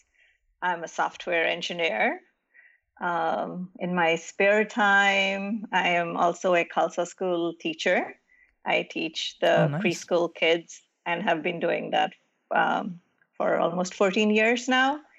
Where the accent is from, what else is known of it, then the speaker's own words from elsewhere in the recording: Gujarat, India; also born or lived in New Jersey / Indianapolis; now in United States; I grew up in a small, very academic environment in the western state of India called Gujarat.